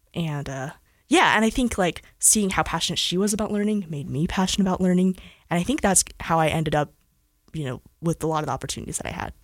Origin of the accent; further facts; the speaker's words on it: Cedar City, Utah, United States; also born or lived in Salt Lake City, Utah / Southern California; I actually grew up in Cedar City, Utah. So I'm a Southern Utah gal